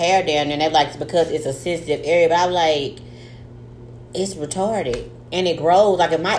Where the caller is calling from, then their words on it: Tyler, Texas, United States; I'm writing in from Tyler, Texas.